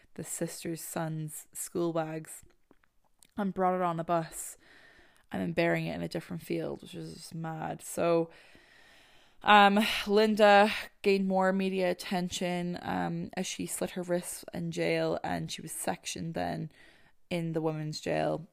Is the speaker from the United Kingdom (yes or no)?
no; Ireland; moved away; growing up in Ireland, we had foxes, minks, and midges